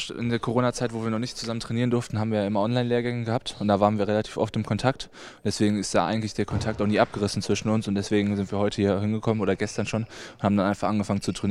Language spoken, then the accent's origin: German; Halver, North Rhine-Westphalia, Germany; Ich komme ja aus Halfa ursprünglich